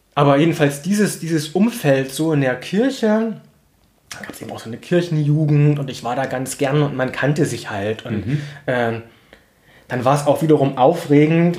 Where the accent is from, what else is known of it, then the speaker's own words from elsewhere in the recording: Plauen, Saxony, Germany; ich bin in Plauen aufgewachsen, war das in den 90er Jahren